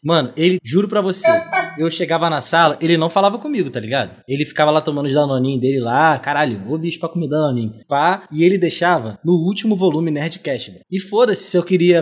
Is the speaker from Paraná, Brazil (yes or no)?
no; São Gonçalo, Rio de Janeiro, Brazil; eu não sou carioca não, mano. Sou do outro lado da ponte